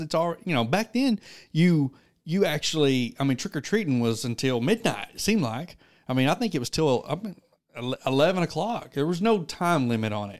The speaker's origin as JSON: {"language": "English", "town": "Wilberton", "region": "Oklahoma", "country": "United States", "moved": "as an adult", "lives_now": "McAlester, United States", "said": "I am originally from Wilberton, Oklahoma. I am from Wilberton."}